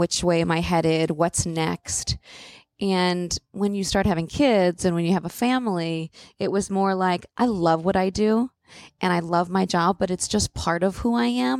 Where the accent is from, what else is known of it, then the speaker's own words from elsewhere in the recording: New York, United States; I feel like as a New Yorker, that's